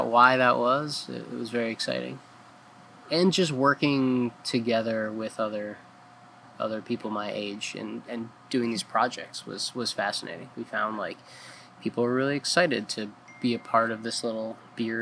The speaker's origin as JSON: {"language": "English", "area": "just outside Philadelphia", "region": "Pennsylvania", "country": "United States", "tie": "born or raised there", "also_born_or_lived": "Colorado Springs, Colorado / Fort Collins, Colorado / Montana / New Orleans", "moved": "as an adult", "lives_now": "Ellsworth, United States", "said": "I was born just outside Philadelphia, and grew up there"}